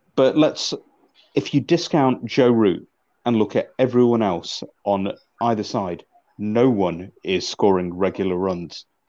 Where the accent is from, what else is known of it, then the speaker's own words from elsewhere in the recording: Manchester, North West England, United Kingdom; I'm originally from Manchester